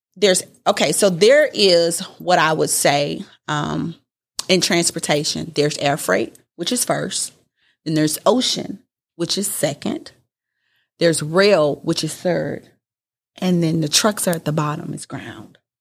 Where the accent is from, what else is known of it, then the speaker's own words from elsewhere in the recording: Houston, Texas, United States; also born or lived in California; I was born in California, grew up in Houston